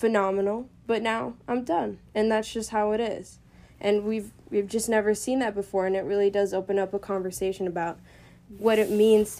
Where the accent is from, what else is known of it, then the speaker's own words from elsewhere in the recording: United States; as Americans